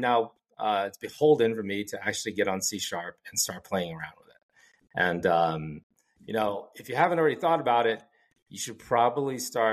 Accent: Philippines; Then when I'm in South India or in the West, people absolutely know I'm Filipino.

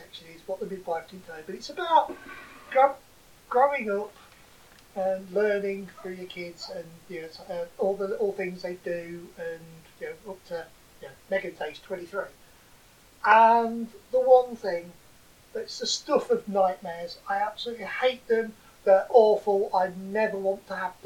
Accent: Boston, East Midlands, United Kingdom; We come from Boston

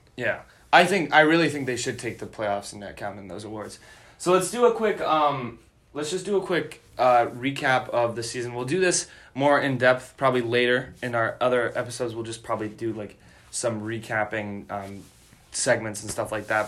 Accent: Chicago, Illinois, United States; I'm from Chicago

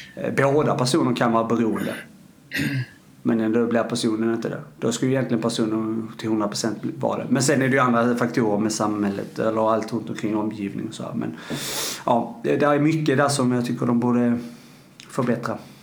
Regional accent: Arlöv, Skåne, Sweden; nere i, i, i uh, eh, Arlöv då, där jag kommer ifrån

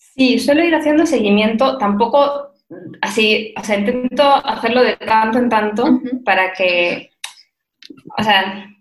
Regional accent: Spain; moved away; also born or lived in Madrid; soy española, se me nota muchísimo

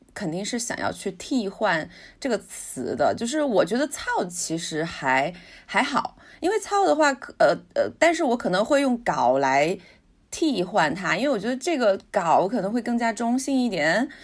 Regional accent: China; 我们中国人喜欢用的剑

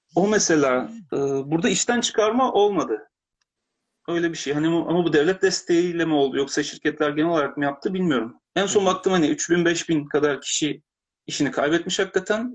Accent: Turkey; now in Japan

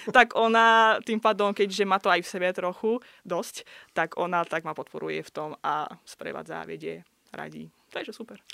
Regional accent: Baku, Azerbaijan; first language Russian; Slovak is a second language; moved away as an adult; now in Slovakia; Ja prosím pekne pochádzam z Azerbajdžanu, z hlavného mesta Baku

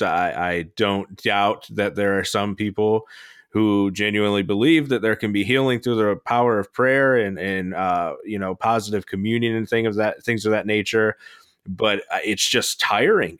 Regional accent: Florida, United States; moved away; I'm from Florida. We still own a house there.

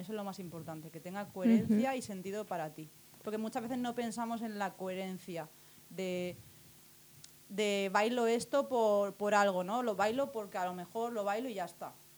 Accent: Alicante, Valencian Community, Spain; nací en Alicante

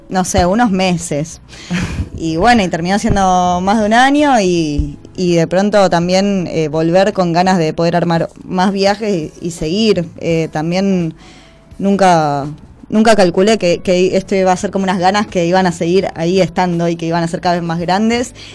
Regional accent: Buenos Aires, Argentina; yo soy de acá, de Capital Federal.

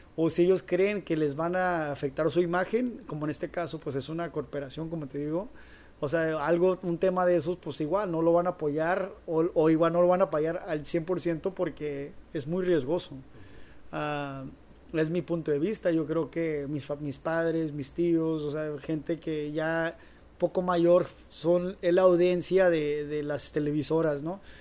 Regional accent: Durango, Mexico; now in Los Angeles, United States; donde yo soy de Durango

